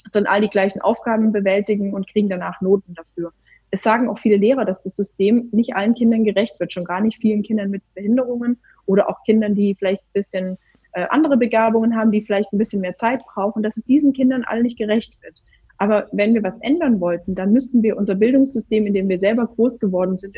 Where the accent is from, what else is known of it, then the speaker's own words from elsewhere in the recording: Baden-Württemberg, Germany; weil ich ja doch meine kleine Spießerseite als Schwäbin habe